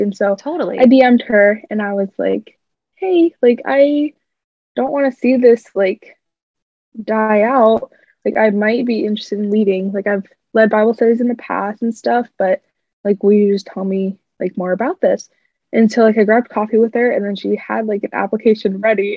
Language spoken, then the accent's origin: English; Clive, Iowa, United States; now in Iowa City, United States; I'm originally from Clive, Iowa